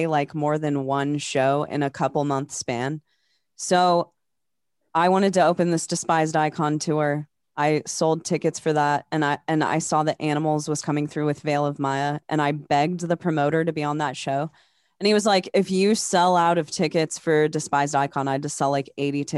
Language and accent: English; Des Moines, Iowa, United States; I'm from Des Moines.